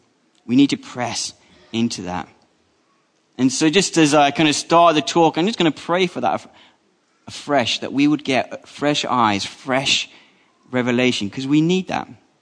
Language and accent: English; Colombia; born there; I was born in the Republic of Colombia. I was the wrong color, the wrong language.